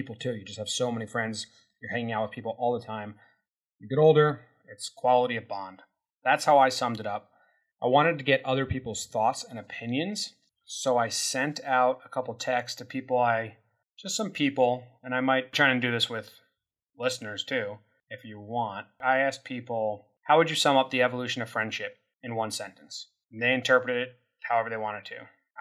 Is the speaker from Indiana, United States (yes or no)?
no; Illinois, United States; moved away; I moved away from Illinois